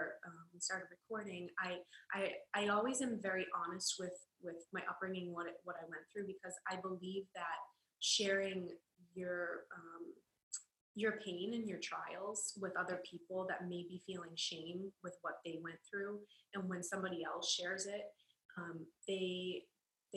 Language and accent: English; Boston, Massachusetts, United States; moved away as an adult; now in Los Angeles, United States; I was born and raised in Boston, Massachusetts, and I currently live in Los Angeles